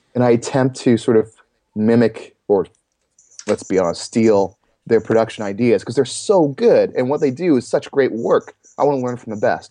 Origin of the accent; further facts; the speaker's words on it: Toronto, Ontario, Canada; I'm from Toronto, Canada area, you know, somewhere in that Toronto vicinity